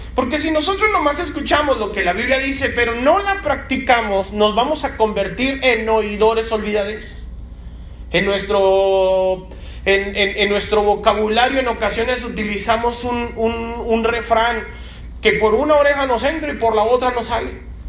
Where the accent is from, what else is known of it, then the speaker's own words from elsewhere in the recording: Mexico; como mexicanos, a veces lo hacemos con un pozole o con un menudo